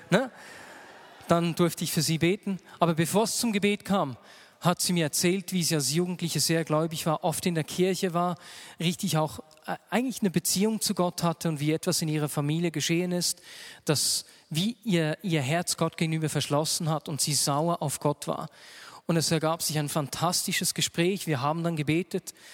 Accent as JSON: {"language": "German", "country": "Switzerland", "said": "bei uns in der Schweiz"}